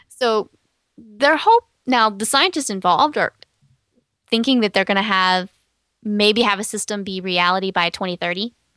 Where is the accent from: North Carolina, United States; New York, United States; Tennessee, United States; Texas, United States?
Texas, United States; I'm from Texas